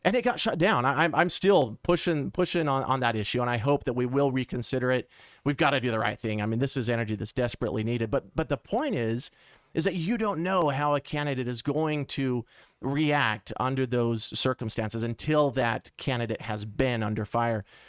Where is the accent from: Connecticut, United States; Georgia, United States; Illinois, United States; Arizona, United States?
Arizona, United States; Mesa; Born and raised in Mesa